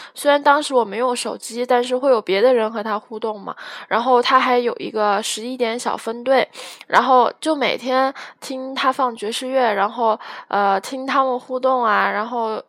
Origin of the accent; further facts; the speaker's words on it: Guiyang, Guizhou, China; 我贵阳人